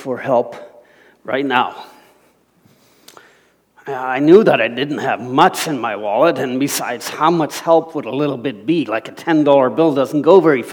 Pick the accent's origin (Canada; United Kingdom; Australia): Canada; Alberta; moved away; I was from Alberta